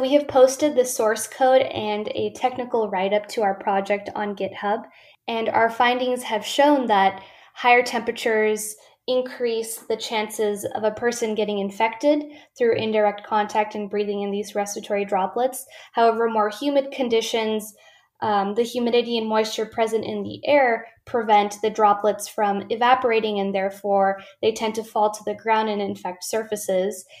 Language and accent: English; Ventura, California, United States; my hometown of Ventura, California.